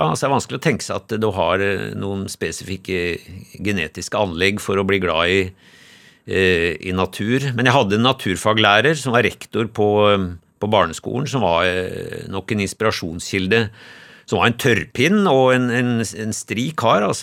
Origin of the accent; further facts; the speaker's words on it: Lillehammer, Innlandet, Norway; also born or lived in Haugesund; helt tilfeldig ble jeg født i Haugesund. Altså, min far, eh, som var veterinær på Lillehammer, han var en kort stund veterinær i Haugesund, og, så jeg ble født der. Men jeg, eh, eh, jeg husker ikke noe av Vi flytta derfra til Lillehammer da jeg var ett år.